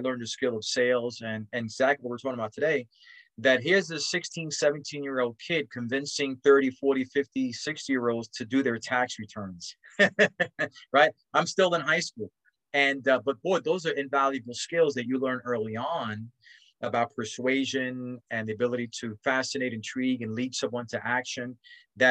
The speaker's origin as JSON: {"language": "English", "town": "New York City", "region": "New York", "country": "United States", "tie": "born or raised there", "said": "I grew up in Spanish Harlem"}